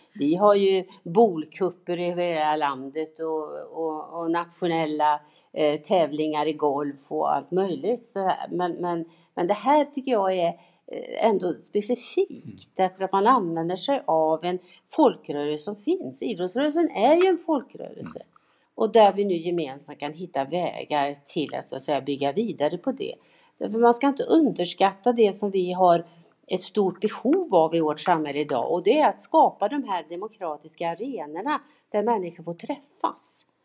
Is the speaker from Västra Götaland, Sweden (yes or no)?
yes; Tidaholm, Västra Götaland, Sweden; mina gubbar i GIF där hemma i Tidaholm